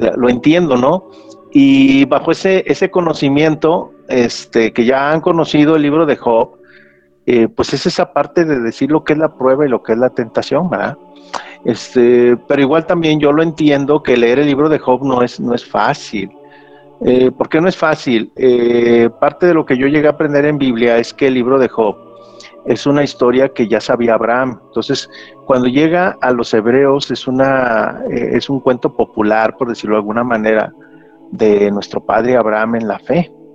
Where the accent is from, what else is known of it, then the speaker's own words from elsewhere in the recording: Mexico; aquí en México decimos bien cachetona